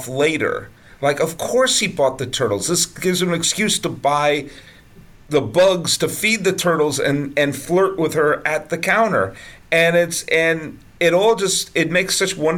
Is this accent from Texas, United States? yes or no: no; Boston, Massachusetts, United States; also born or lived in New York; now in California, United States; I grew up in the suburbs of Boston